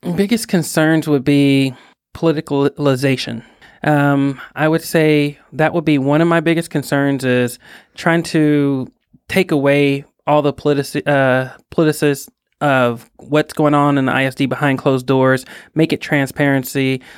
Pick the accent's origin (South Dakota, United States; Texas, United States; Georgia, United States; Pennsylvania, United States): Texas, United States; Fort Worth; I was born and raised in Fort Worth, Texas